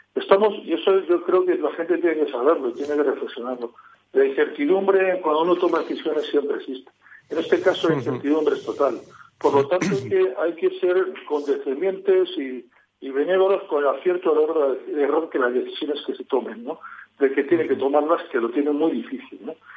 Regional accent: La Rioja, Spain

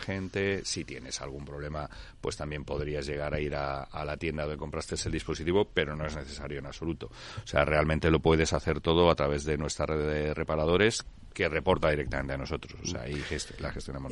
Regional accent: Spain; donde todos los socios y, directivos de la compañía eh, somos, somos españoles

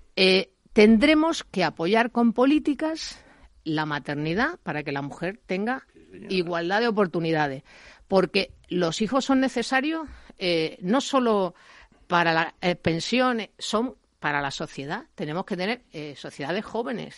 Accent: Spain; como española

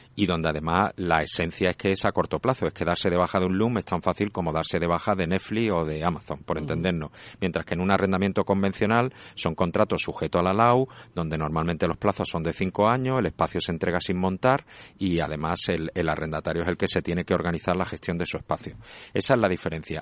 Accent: Málaga, Andalusia, Spain; yo soy de Málaga

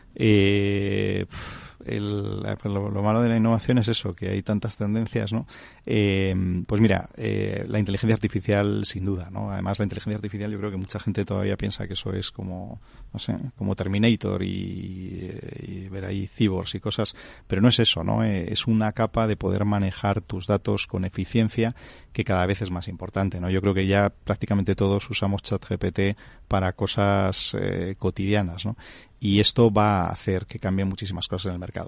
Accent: Santander, Cantabria, Spain; yo soy de Santander

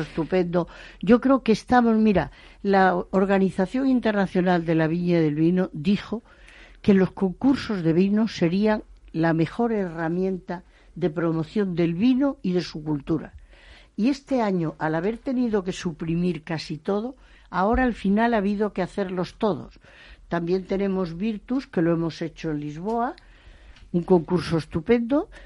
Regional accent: Spain; yo me siento muy orgullosa como española

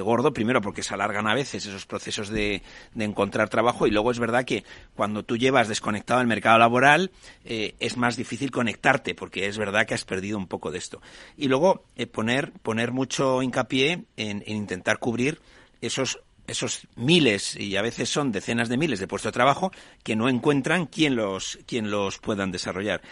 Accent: Spain; como españoles

